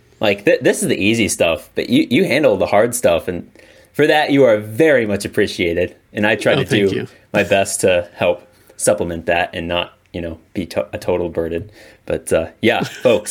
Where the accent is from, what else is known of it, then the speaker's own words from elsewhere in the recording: Midwest, United States; moved away as an adult; now in Japan; I do miss the culture that I was born and brought up in. It is nice to, you know, see the vast rolling plains of cornfields and the grand sunsets of the flat Midwest